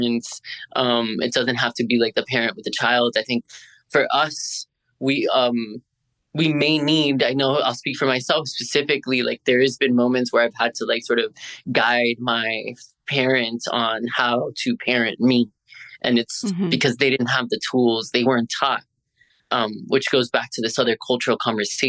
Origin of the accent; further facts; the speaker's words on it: Miami, Florida, United States; I'm born and raised in Miami.